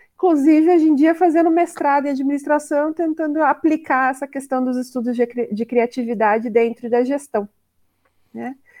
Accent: Curitiba, Paraná, Brazil; sou de Curitiba, estou falando diretamente de Curitiba.

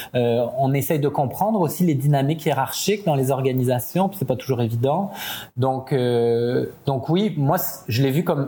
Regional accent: France; accent: French; moved away as an adult; also born or lived in Italy / Paris; now in Quebec, Canada; je suis né en France. Mes parents sont euh, sont tous les deux italiens, donc j'avais déjà un côté un peu, euh, comment dire, euh, multiculturel. J'ai passé toute mon enfance et une grande partie de ma famille en Italie.

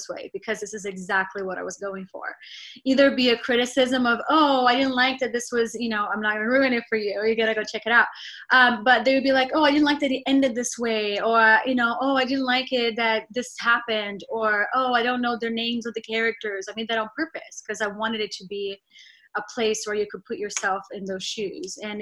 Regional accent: Rio de Janeiro, Brazil; moved away as an adult; also born or lived in New York, United States; now in Los Angeles, United States; growing up in Brazil

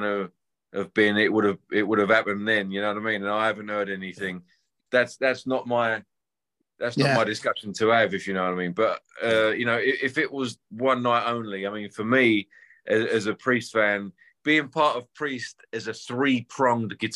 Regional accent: England and London, United Kingdom; I grew up playing covers around England and London

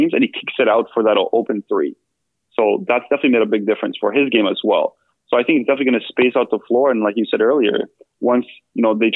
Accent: Canada; also born or lived in Bosnia; now in Portland, United States; I grew up in Canada.

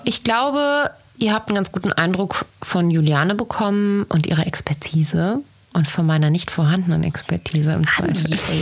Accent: Bergisch Gladbach, North Rhine-Westphalia, Germany; Ich komme auch aus Bergisch Gladbach

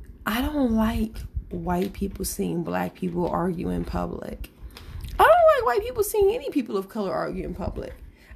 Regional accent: Midwest, United States; now in California, United States; My husband and I, we both, ironically, were born in California. I was raised in the Midwest.

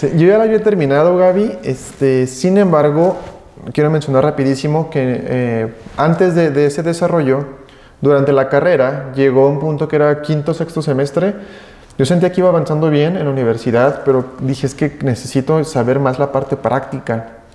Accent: Aguascalientes, Mexico; soy de aquí de la ciudad de Aguascalientes, aquí nacido, mis padres de igual manera.

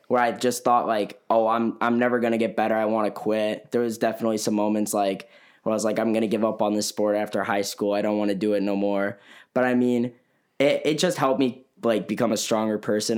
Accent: Elgin, Illinois, United States; I'm from Elgin, Illinois

